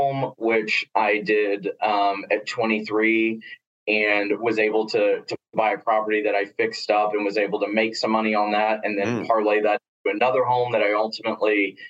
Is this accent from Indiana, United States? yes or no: no; Corpus Christi, Texas, United States; now in Austin, United States; I am from Texas, but I was born and raised and grew up in Corpus Christi, Texas, down on the coast.